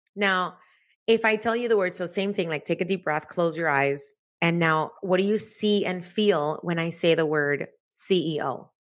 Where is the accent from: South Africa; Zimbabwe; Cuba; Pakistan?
Cuba; moved away; I was born in Cuba, so the whole concept of money was this really confusing thing 'cause we didn't have any